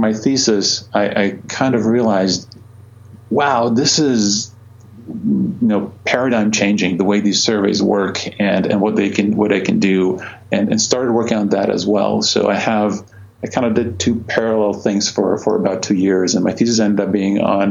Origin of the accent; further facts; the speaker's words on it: Croatia; moved away as an adult; now in United States; I grew up in Croatia. I went to college there, did my physics degree there